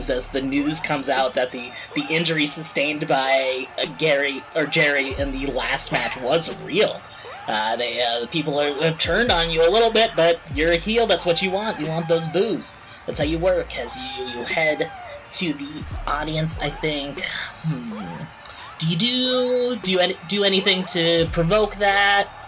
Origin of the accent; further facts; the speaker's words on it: East of England, United Kingdom; while I am very unfamiliar with the American dream, you know, born and raised in Essex.